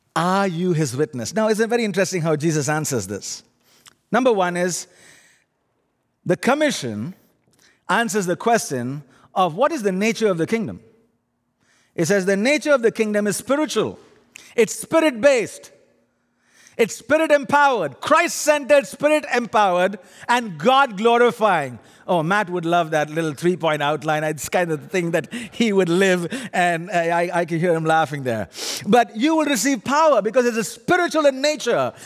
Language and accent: English; India; accent: funny accent; now in Canada; My funny accent is, actually, I'm an Indian